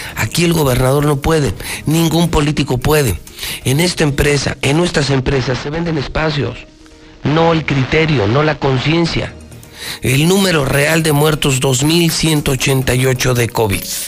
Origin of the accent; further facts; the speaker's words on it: Mexico; Si somos 130 millones